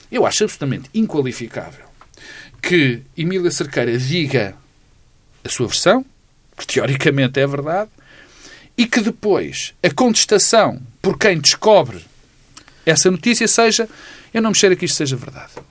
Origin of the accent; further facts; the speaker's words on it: Norte, Portugal; teve aquelas coisas que nós todos conhecemos de eu sou do Alto Minho